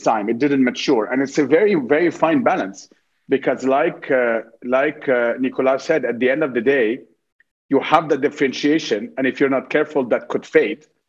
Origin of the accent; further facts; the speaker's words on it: Cairo, Cairo Governorate, Egypt; I grew up in Cairo